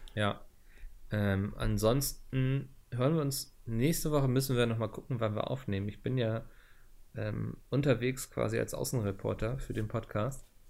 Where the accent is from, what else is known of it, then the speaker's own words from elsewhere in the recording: Northern Germany, Germany; meine Heimat ist Norddeutschland